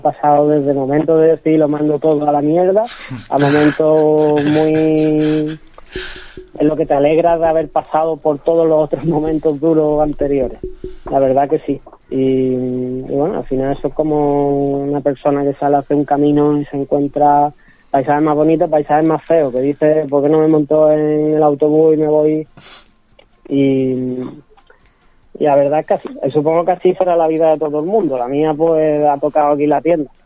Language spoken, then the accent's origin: Spanish; Seville, Andalusia, Spain; yo soy nacido aquí en Sevilla, criado aquí en Sevilla